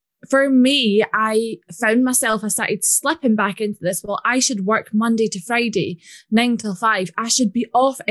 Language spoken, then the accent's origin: English; Scotland, United Kingdom; if you can't tell by my accent, I'm from Scotland.